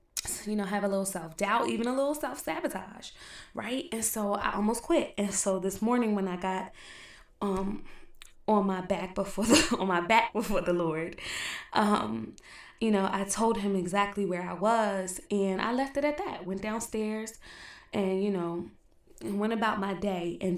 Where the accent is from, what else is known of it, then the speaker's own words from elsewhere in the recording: East Orange, New Jersey, United States; I'm from East Orange